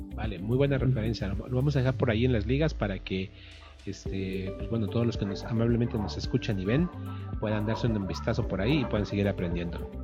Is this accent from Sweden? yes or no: no; Mexico; Acá en México